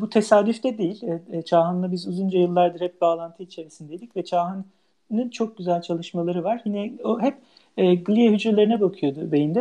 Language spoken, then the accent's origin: Turkish; İzmir, Turkey; moved away as an adult; also born or lived in Ankara, Turkey / Heidelberg, Germany / United States / Leuven, Belgium; now in Norway; ben İzmir doğumluyum.